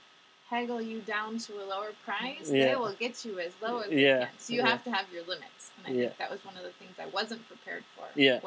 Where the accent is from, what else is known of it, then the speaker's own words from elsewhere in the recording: Wisconsin, United States; I am from Wisconsin.